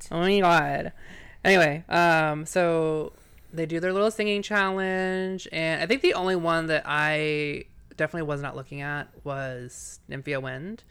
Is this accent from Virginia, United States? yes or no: yes; Virginia, United States; I'm from Virginia